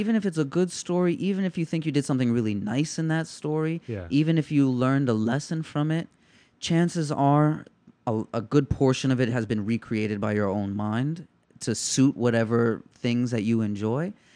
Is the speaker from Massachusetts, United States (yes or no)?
no; New York City, New York, United States; I'm a kid from the Lower East Side